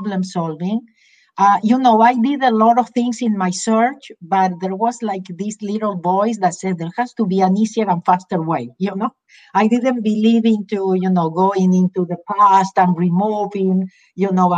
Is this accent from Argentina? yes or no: yes; Argentina; accent: Argentine; moved away as an adult; now in Los Angeles, United States; I am originally from Argentina. That's where my accent is from